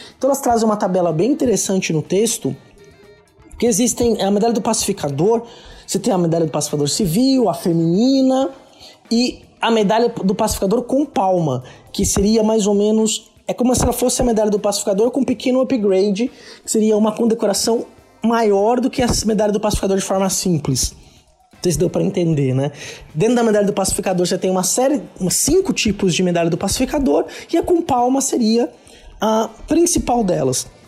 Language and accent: Portuguese; Santos, São Paulo, Brazil; na minha região, eu sou de Santos, da Baixada Santista.